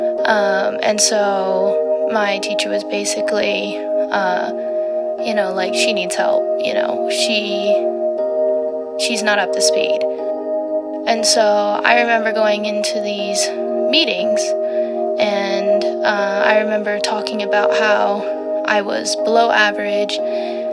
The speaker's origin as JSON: {"language": "English", "region": "Colorado", "country": "United States", "tie": "born or raised there", "also_born_or_lived": "Texas", "said": "I was born in Texas, and I lived there for about 4 years, and then I had a little brother, and then we moved over to Colorado"}